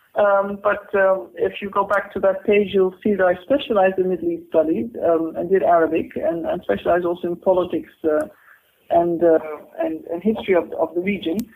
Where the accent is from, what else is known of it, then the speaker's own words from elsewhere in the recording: Netherlands; moved away as an adult; also born or lived in Cairo, Egypt / Oxford, United Kingdom / Exeter, United Kingdom / London, United Kingdom; I'm born in the Netherlands. I've I've gone through secondary school in the Netherlands.